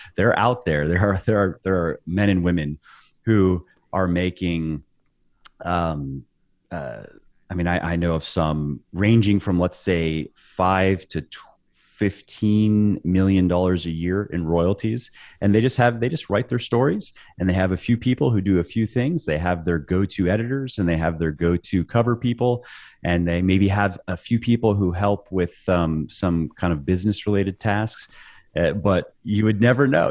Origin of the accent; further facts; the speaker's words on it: Clearwater, Florida, United States; moved away as an adult; also born or lived in Los Angeles, California / Northern Virginia; now in Virginia, United States; I was born in Florida, uh, mm-hmm. in a little beach town called Clearwater.